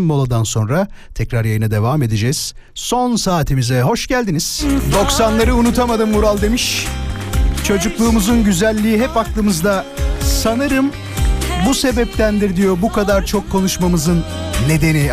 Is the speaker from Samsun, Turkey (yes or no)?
no; İzmit, Kocaeli, Turkey; born or raised there